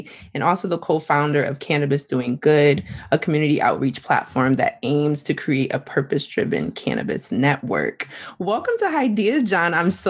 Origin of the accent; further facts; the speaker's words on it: Massachusetts, United States; now in Georgia, United States; Grew up in Massachusetts, but I am in Georgia.